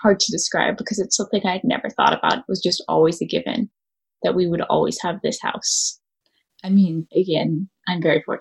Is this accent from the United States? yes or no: yes; Palo Alto, California, United States; also born or lived in Baltimore; my situation growing up in California is I live in a house in Palo Alto